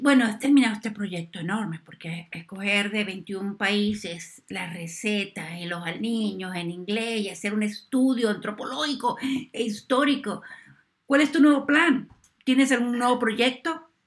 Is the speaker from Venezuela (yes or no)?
yes; Venezuela; moved away; yo soy venezolana, la comida mía aquí es venezolana